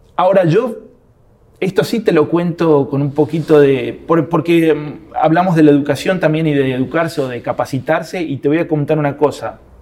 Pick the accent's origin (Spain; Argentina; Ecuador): Argentina; soy argentino